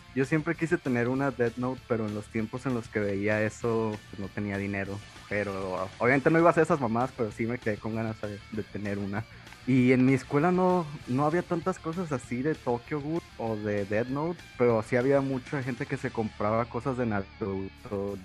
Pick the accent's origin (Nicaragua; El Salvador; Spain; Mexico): Mexico; Guadalajara, Jalisco; now in Monterrey, Mexico; vivo en Monterrey, pero no soy de Monterrey, no crecí acá. Pero afortunadamente pues crecí en Guadalajara